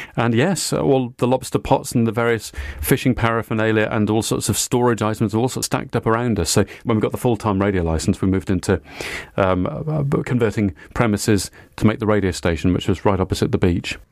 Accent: Cardiff, Wales, United Kingdom; born or raised there

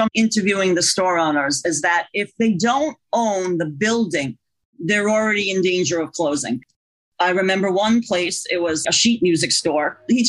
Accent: New York, United States; I mean, I grew up in the Bronx, I'm a native New Yorker.

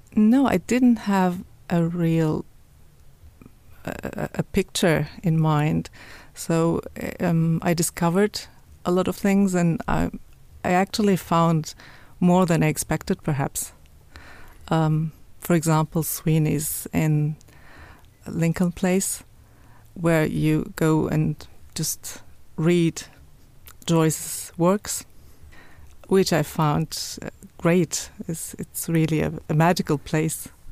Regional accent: Cologne, North Rhine-Westphalia, Germany; English is a second language; moved away as an adult; now in Dublin, Ireland; of Turkish origin and growing up in Germany means that you have two cultures, two languages

